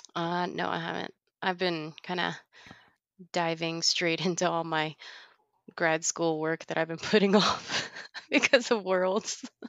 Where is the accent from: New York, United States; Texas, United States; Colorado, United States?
Texas, United States; Dallas; moved away; I grew up in Dallas